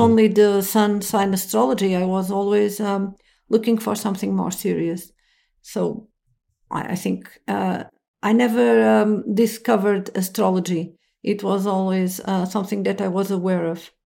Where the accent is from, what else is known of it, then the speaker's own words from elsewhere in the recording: Lisbon, Portugal; I'm from Lisbon